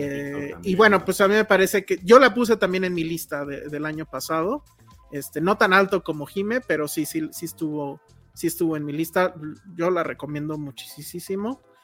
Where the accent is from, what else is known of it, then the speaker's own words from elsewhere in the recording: Mexico; como mexicanos